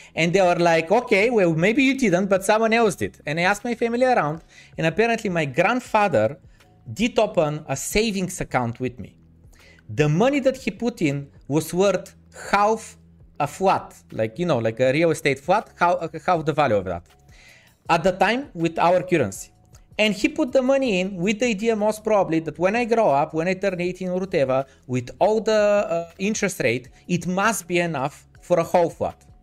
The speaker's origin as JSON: {"language": "English", "town": "Varna", "region": "Varna Province", "country": "Bulgaria", "said": "the city that I'm from Varna"}